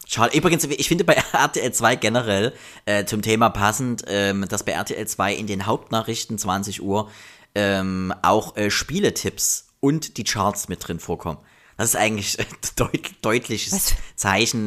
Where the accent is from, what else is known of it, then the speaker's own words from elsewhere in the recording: GDR, East Germany, Germany; ich bin ja auch noch DDR-Kind, äh, 83er